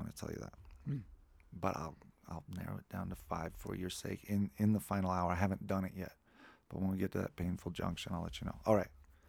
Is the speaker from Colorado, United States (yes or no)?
yes; Lafayette, Colorado, United States; born there; No, I was born at home in Lafayette.